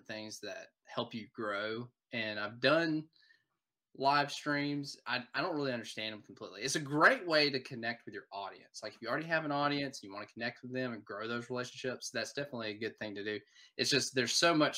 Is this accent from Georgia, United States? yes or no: no; Wetumpka, Alabama, United States; also born or lived in Gulf Coast, Alabama; I grew up in Alabama. I'm originally from Montgomery, or Wetumpka